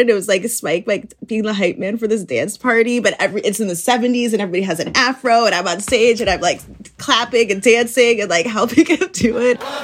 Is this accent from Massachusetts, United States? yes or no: no; Chicago, Illinois, United States; I grew up in Chicago